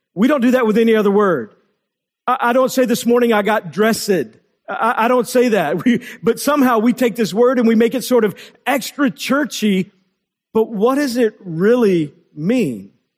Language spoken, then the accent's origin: English; Texas, United States; When I was in eighth grade, growing up in Texas